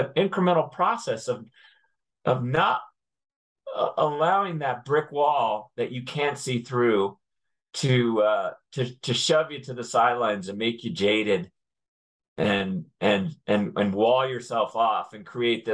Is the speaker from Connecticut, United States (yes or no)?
yes; Connecticut, United States; I grew up in Connecticut